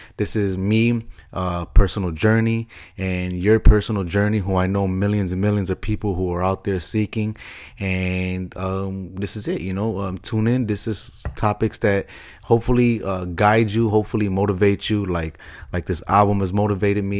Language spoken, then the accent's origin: English; Chicago, Illinois, United States; moved away; the same hometown that I'm from, Chi Town, Chicago. Uh, love my hometown